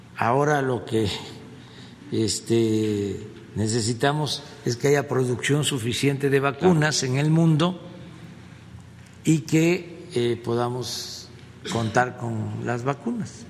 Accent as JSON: {"language": "Spanish", "country": "Mexico", "said": "lo que somos los mexicanos muy fraternos, muy humanos."}